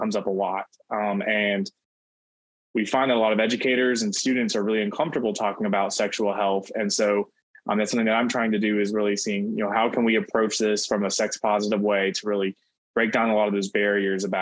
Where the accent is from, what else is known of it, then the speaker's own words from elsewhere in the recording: Florida, United States; also born or lived in Mobile, Alabama; now in Tampa, United States; I am originally from Florida